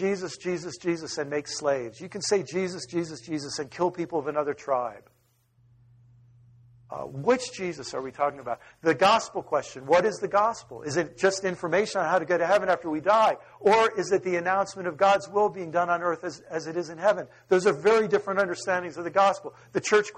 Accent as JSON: {"language": "English", "country": "United States", "said": "an American who lives in the suburbs"}